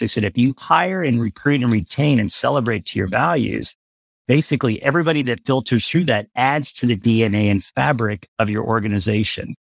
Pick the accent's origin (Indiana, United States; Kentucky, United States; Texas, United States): Texas, United States; Galveston; I grew up in Galveston.